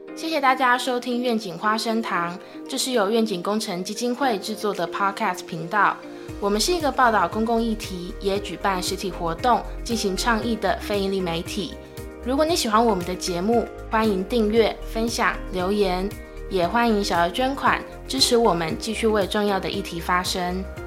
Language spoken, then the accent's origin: Chinese; Taiwan; 我作为台湾人，虽然我也关注义工的报道